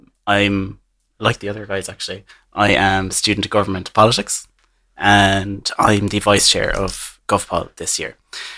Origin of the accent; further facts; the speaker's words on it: Kerry, Munster, Ireland; I'm from Kerry, so my local electorate area is Killarney.